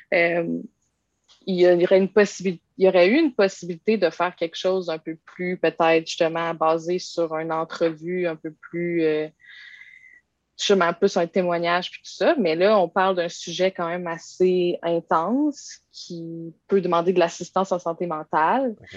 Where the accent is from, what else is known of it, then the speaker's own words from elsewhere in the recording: Quebec City, Quebec, Canada; Je viens de Québec, puis j'ai toujours habité à Québec